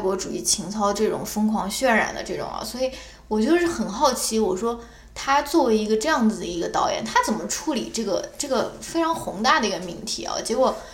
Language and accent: Chinese; China; 我们中国人嘛，从小长大